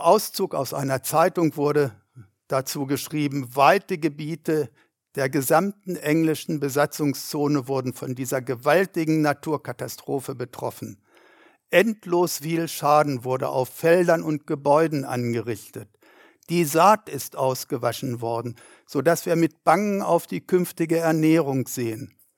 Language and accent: German; Germany; 80 Kilometer weit weg von dem Ort, wo ich wohnte, in meiner Heimatstadt.